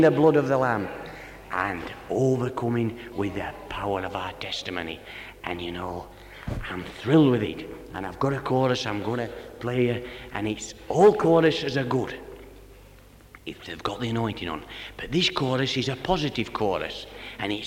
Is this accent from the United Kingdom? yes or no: yes; Barnsley, Yorkshire and the Humber, United Kingdom; I'm from Barnsley, brother, and my mother and father came this way before I did